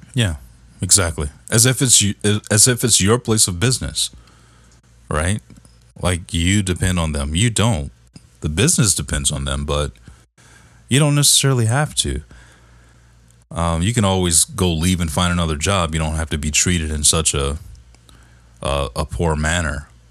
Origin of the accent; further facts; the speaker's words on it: Detroit, Michigan, United States; I'm from Detroit, man. I'm from the D